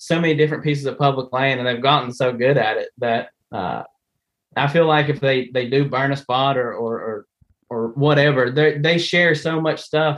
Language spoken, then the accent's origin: English; West Virginia, United States; I'm from West Virginia